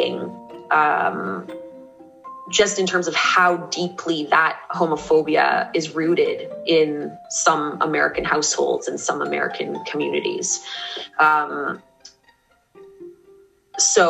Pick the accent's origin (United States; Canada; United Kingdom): Canada; I say this as a Canadian